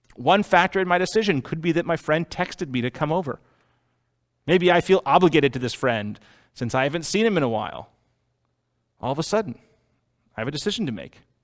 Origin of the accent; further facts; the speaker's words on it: Boston, Massachusetts, United States; I was born in Boston